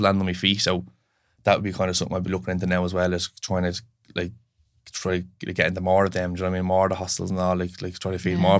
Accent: Finglas, Leinster, Ireland; I'm from Finglas, like, so we just set up there to where we were, it's all your friends

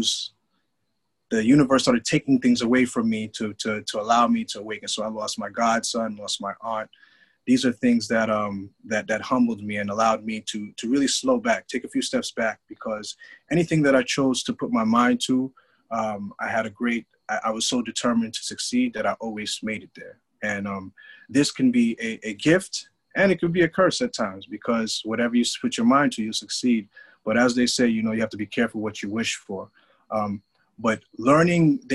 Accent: New York City, New York, United States; I'm a New Yorker. I'm from Brooklyn.

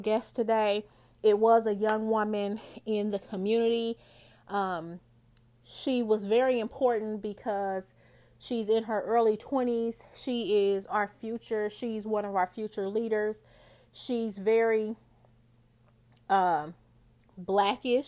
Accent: Indianapolis, Indiana, United States; My hometown, I'm actually located in Indianapolis, Indiana.

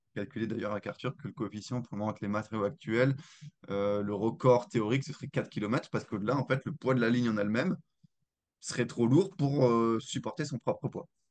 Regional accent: Alsace, Grand Est, France; je suis originaire d'Alsace

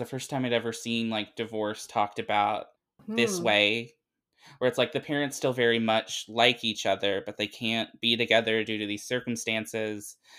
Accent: Arkansas, United States; also born or lived in Tennessee / North Carolina; I'm from Arkansas, but I've moved around a bunch, like Tennessee and North Carolina.

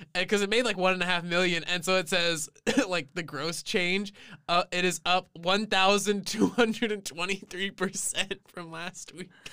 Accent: San Antonio, Texas, United States; we are both from San Antonio, Texas

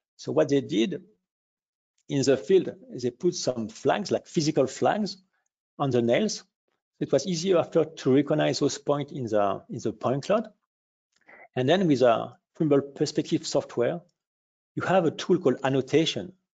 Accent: France; accent: French; English is a second language; I can hear from our accent we are a little bit French

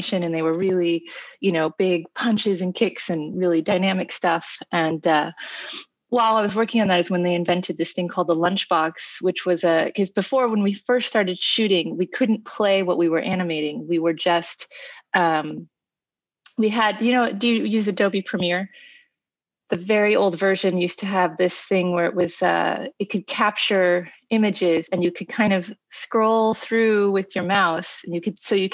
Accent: Kansas City, United States; moved away as an adult; also born or lived in New York; I grew up in Kansas City, and I went to college at NYU Film School

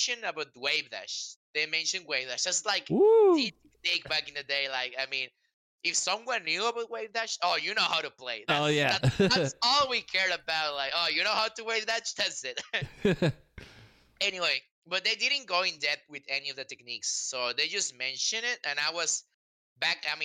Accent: Mexico; born or raised there; English is a second language

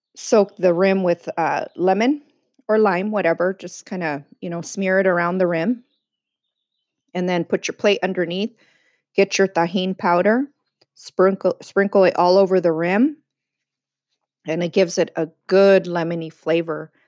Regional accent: San Diego, California, United States; also born or lived in East Los Angeles, California; I was born in East LA, but raised in sunny San Diego, California

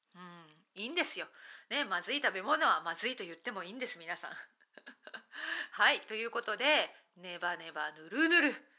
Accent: Japan; 私はまあ日本で4人家族父母私妹

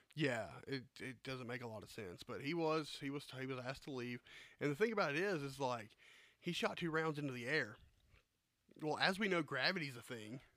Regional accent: the South, United States; I grew up in the South.

